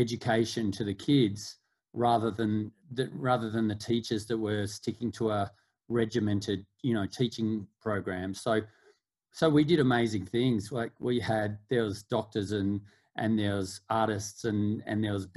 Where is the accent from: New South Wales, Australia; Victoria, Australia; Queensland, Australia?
Victoria, Australia; Melbourne; I grew up in Australia, in Melbourne